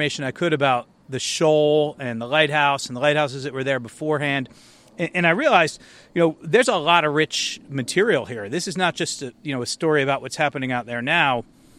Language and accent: English; Annapolis, Maryland, United States; Yeah, so I grew up in Annapolis, went to St. Mary's Elementary School and St. Mary's High School, and learned to sail here.